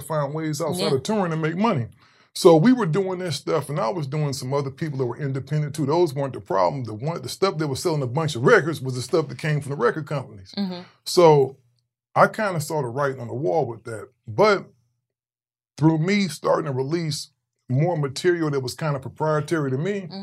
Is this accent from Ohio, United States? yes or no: yes; Cleveland, Ohio, United States; moved away as an adult; also born or lived in Long Beach, California; I'm originally from Cleveland, Ohio